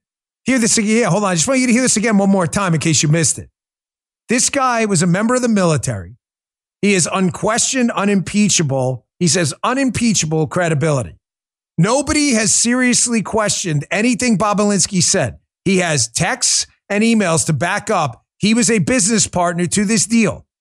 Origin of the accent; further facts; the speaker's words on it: New York City, New York, United States; moved away; I grew up in New York City